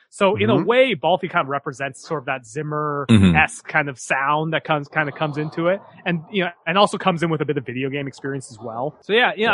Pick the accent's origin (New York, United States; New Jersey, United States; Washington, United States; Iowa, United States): Washington, United States; Seattle; moved away; I grew up in Seattle